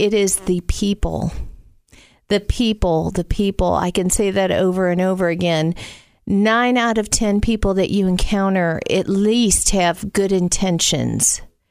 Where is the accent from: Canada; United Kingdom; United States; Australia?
United States; the South; accent: Southern; up there my whole life, people would say, where are you from? You have a Southern accent.